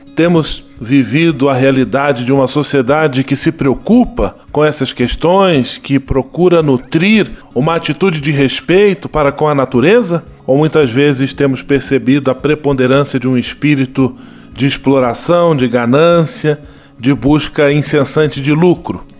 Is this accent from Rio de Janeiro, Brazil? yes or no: yes; Petrópolis, Rio de Janeiro, Brazil; a cidade imperial, também minha terra natal.